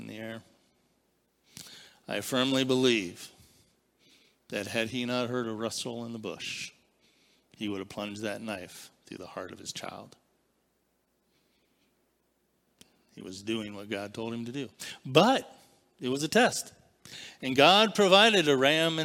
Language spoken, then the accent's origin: English; Barberton, Ohio, United States; I was born in Barberton Citizens Hospital